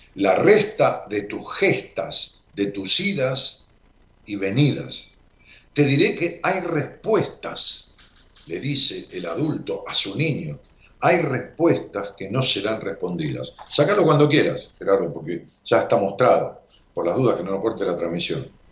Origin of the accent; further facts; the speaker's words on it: Ramos Mejía, Buenos Aires Province, Argentina; allá por mi pueblo, por Robo Mejía